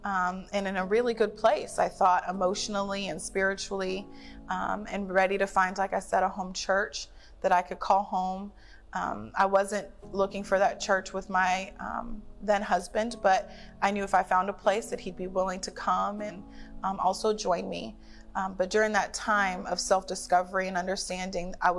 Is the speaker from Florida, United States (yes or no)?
yes; Tampa Bay area, Florida, United States; I'm from the Tampa Bay area